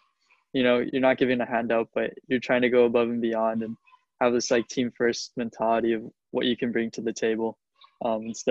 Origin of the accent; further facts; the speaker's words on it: Chula Vista, California, United States; Grew up in Chula Vista, California. For those that don't know, that's Southern San Diego.